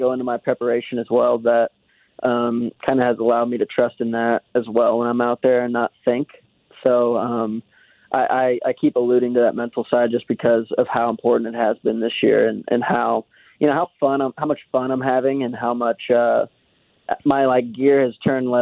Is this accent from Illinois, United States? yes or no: yes; Swansea, Illinois, United States; I'm actually from a small town on the east side of the Mississippi River, right outside St. Louis, called Swansea, Illinois